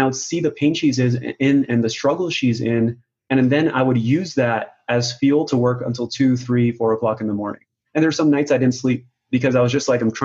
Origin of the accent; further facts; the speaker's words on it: Pakistan; moved away; I was born in Pakistan and that's how we were raised